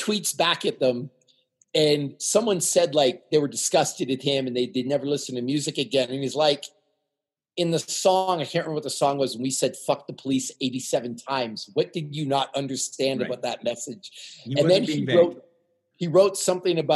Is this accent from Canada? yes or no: yes; Canada; now in United States; I'm Canadian.